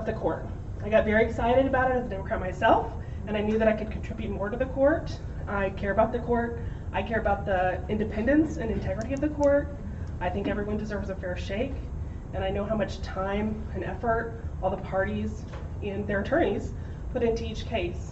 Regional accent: Spring, Texas, United States; I'm from Spring, Northwest Houston. I went to Klein High School

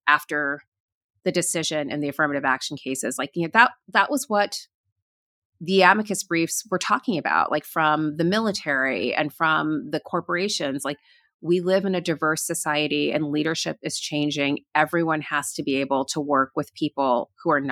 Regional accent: Florida, United States; moved away; I grew up in Florida, and, you know, when we first moved there

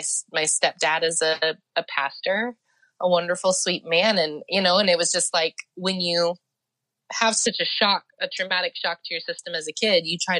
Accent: Oklahoma, United States; also born or lived in New Mexico / Missouri; So like you said, I'm a citizen of the Potawatomi Nation. I was born in Oklahoma and grew up moving back and forth between New Mexico and Oklahoma.

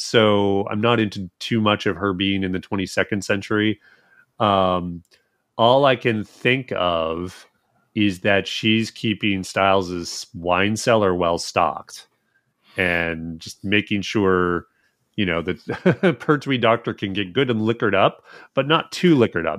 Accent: Edmonton, Alberta, Canada; now in United States; I am from Edmonton

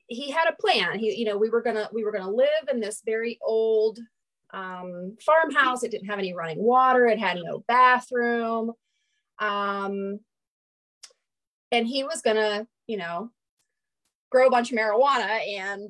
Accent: Doddridge County, West Virginia, United States; also born or lived in Ohio; I was born in Ohio and then, didn't live there long, and we moved to very, very remote West Virginia, Doddridge County, West Virginia.

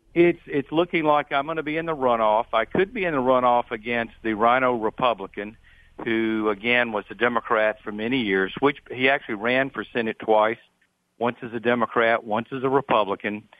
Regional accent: Louisiana, United States; back home in my hometown

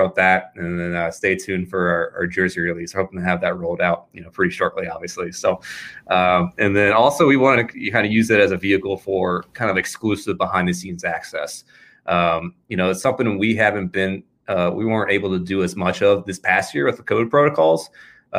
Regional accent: Richmond, Virginia, United States; I'm a local guy. I'm from Richmond.

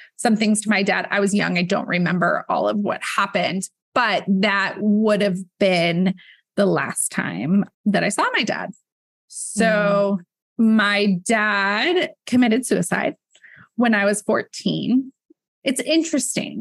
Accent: Midwest, United States; moved away as an adult; also born or lived in Michigan / Texas; now in Los Angeles, United States; in my childhood, growing up in the Midwest

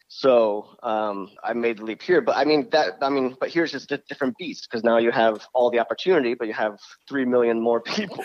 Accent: Harpersville, New York, United States; now in Los Angeles, United States; we grew up in a little farm town called Harpersville

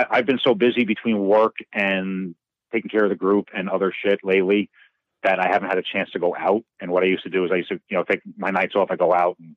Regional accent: New York City, New York, United States; now in Scottsdale, United States; I'm from Brooklyn, New York.

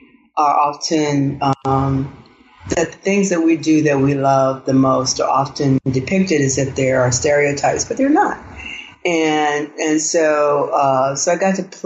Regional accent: Arkansas, United States; I grew up in Arkansas. I'm a Southerner

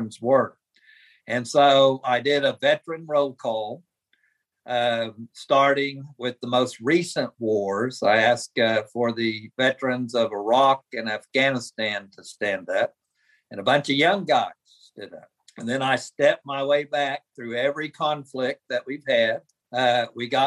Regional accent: Oklahoma, United States; moved away; I grew up in Oklahoma

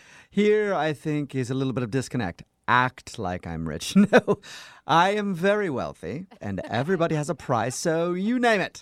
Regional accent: United States; I'm not English. I'm American, but I do hang around the Brits quite often, so it might be a little bit in there.

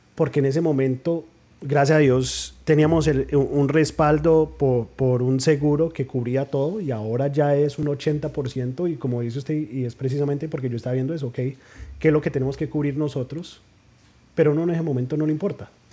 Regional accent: New Jersey, United States; de padres colombianos nacido en New Jersey

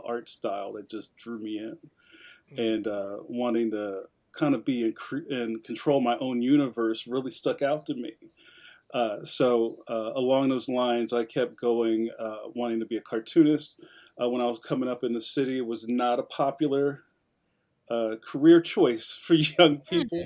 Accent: Philadelphia, Pennsylvania, United States; I'm a cartoonist from Philadelphia, Pennsylvania. My family's from West Philly, and I've lived all over the city.

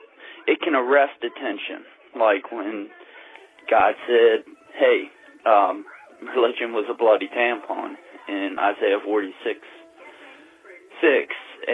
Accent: Richmond, Virginia, United States; And I'm from Richmond, Virginia, where rednecks and hood rats live in harmony.

